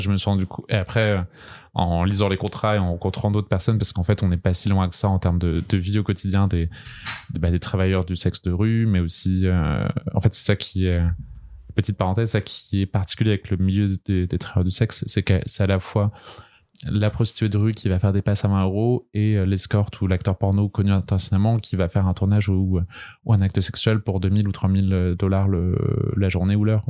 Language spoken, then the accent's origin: French; Brest, Brittany, France; moved away as an adult; now in Paris, France; je viens de Bretagne, de Brest, mais je suis à Paris depuis maintenant 6 ans.